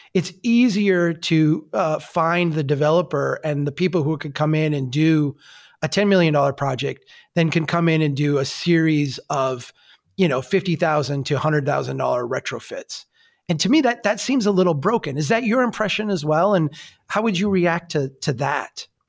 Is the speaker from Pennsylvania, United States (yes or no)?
no; Brainerd, Minnesota, United States; my hometown of Brainerd